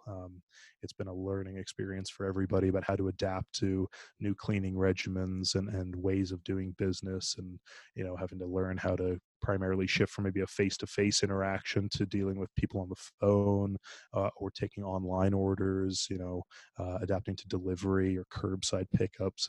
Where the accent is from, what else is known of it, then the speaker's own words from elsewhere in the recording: Ireland; moved away; I'm actually originally from Ireland